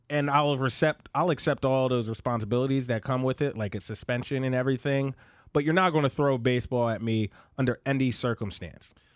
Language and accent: English; Philadelphia, Pennsylvania, United States; now in Bay Area, United States; I'm from Philly